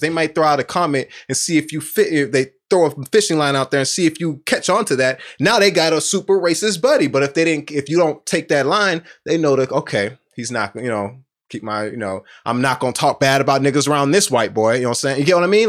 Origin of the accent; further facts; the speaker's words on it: Houston, Texas, United States; I'm from Southwest Houston